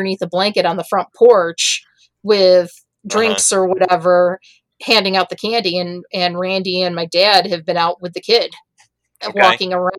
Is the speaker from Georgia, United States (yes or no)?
no; Lima, New York, United States; I grew up in Lima, right on the Avon border